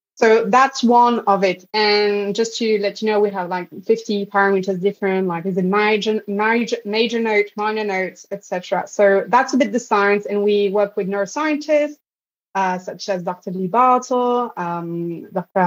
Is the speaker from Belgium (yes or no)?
yes; Belgium; I grew up in Belgium